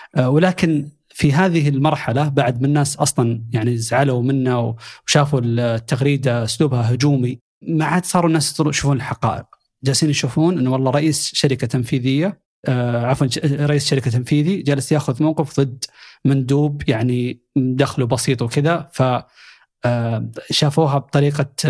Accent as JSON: {"language": "Arabic", "country": "Saudi Arabia", "said": "عندنا في السعوديه"}